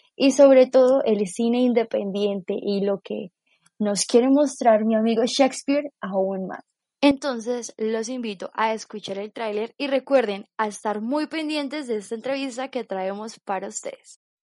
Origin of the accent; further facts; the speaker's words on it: Colombia; nosotros como colombianos